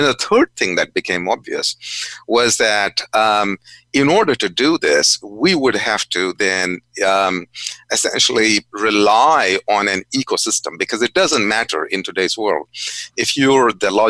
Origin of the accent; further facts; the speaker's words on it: India; moved away; also born or lived in Goa (family origin); when I was growing up in India.